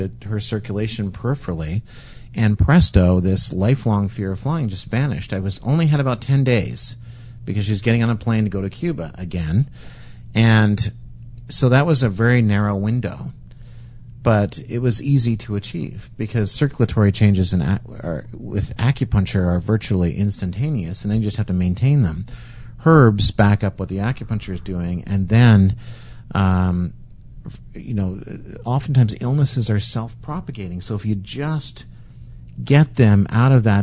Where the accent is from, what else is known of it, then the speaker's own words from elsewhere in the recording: Canada; we're Canadian